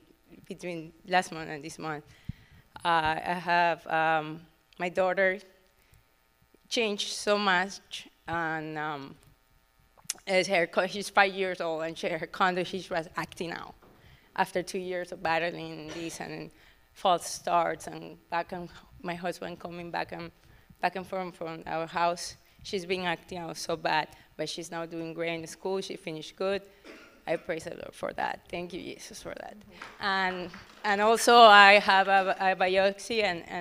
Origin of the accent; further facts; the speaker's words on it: Ecuador; English is a second language; moved away; I apologize for my English. It's not that good. I'm from Ecuador, so I'm been here a lot of years